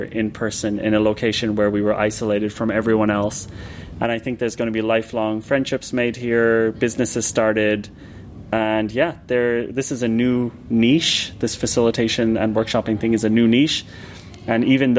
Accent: Ireland; now in Berlin, Germany; I'm from Ireland originally

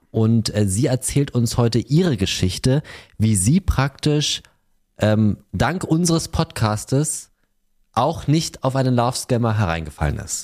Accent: Berlin, Germany; Ich bin ja Berliner, da, da heißt es ja, ich wohne in Berlin, dann wohne ich auch in Berlin.

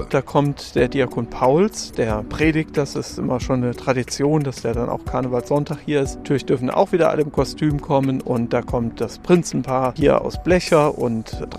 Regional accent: Rhineland-Palatinate, Germany; Ja, Kölsch kann ich nicht, weil ich komme aus dem Westerwald ursprünglich.

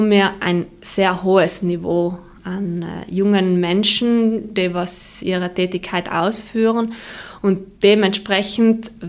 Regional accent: Trentino-Alto Adige, Italy; Also grundsätzlich ähm, ist es äh, auch für uns als, äh, als Südtiroler sehr äh, gut, wenn wir mittlerweile eben auch äh, vom restlichen Italien her Anfragen haben

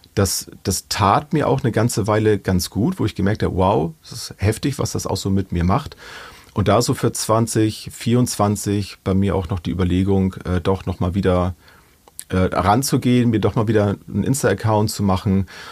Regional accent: Germany; bei uns in Deutschland

